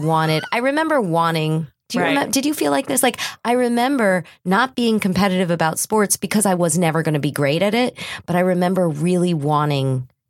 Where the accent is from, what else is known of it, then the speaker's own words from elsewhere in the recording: Westchester, New York, United States; I lived in Westchester. I grew up in Westchester.